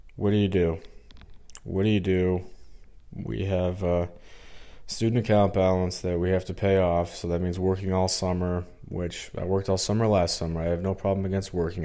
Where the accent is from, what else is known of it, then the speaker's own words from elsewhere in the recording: Missouri, United States; I'm from Missouri, I feel like some days I'm like uh, not treated like I'm from here. I don't know what it is. I get in-state tuition. Uh, you know, I'm born and raised here, went to high school here